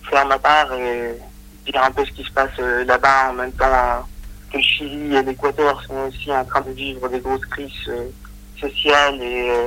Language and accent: French; Bolivia; moved away; nous sommes beaucoup de Boliviens à l'étranger